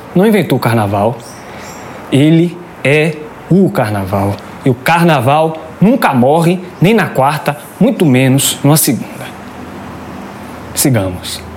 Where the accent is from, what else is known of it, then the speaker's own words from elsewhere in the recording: Salvador, Bahia, Brazil; Eu sou do Cabula e o batuque é da minha vizinhança